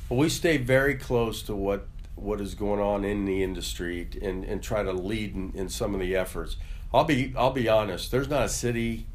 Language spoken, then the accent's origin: English; Cincinnati, Ohio, United States; also born or lived in Mount Lookout / Symmes Township; I've basically grew up in Cincinnati. Great town to be raised